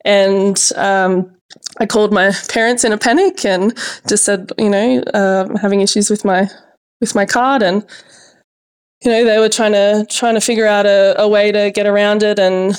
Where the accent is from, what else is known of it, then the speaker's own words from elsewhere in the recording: Orange, New South Wales, Australia; You know, growing up in Orange, it was great. And then you kind of hit your teenage years and, you know, you think you're invincible and you just, you know, I almost outgrew Orange in a way and couldn't leave quick enough